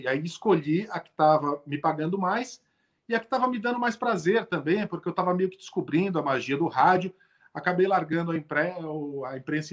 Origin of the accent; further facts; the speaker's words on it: São Paulo, Brazil; eu sou um paulistano nascido e criado